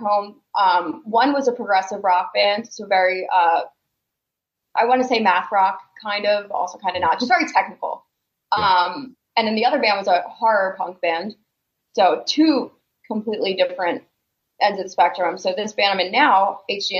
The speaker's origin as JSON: {"language": "English", "town": "Philadelphia", "region": "Pennsylvania", "country": "United States", "also_born_or_lived": "New Jersey", "moved": "as an adult", "lives_now": "Arizona, United States", "said": "I'm originally from Philadelphia. I live in Arizona now"}